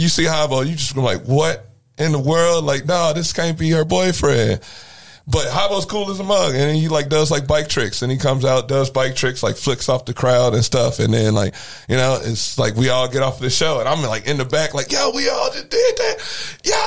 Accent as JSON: {"language": "English", "town": "Granite City", "region": "Illinois", "country": "United States", "said": "I'm from Granite City, Illinois originally"}